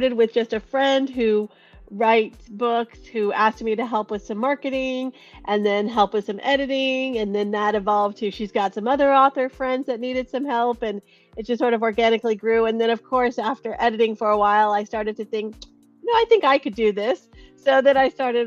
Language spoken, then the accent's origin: English; Cupertino, California, United States; I'm born and raised in Silicon Valley, grew up in Cupertino